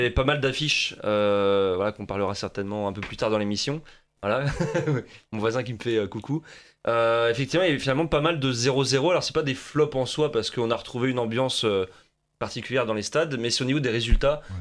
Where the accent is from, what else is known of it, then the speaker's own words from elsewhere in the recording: Paris, Île-de-France, France; moi en tant que parisien